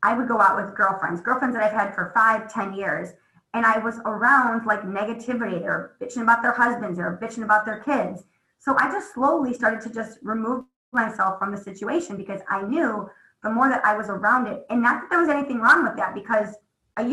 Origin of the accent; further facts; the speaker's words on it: Midwest, United States; I'm from the Midwest.